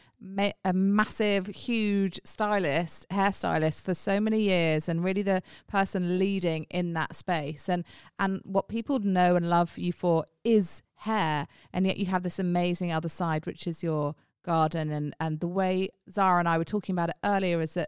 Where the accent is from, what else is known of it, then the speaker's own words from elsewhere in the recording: United Kingdom; I grew up in the UK, obviously I'm a Brit